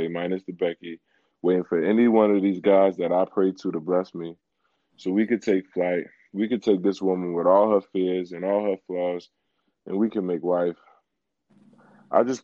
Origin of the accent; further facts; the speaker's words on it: Philadelphia, Pennsylvania, United States; I'm a poet from Philly.